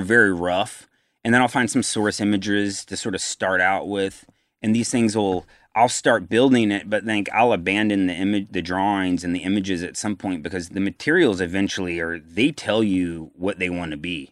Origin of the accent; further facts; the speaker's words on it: Virginia, United States; I'm from Virginia